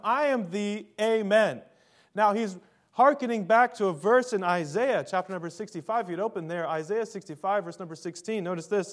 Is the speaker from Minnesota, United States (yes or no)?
yes; Minnesota, United States; I'm from Minnesota